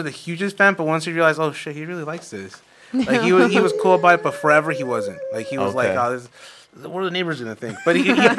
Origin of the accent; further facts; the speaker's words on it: Glendale, United States; And then I'm from Glendale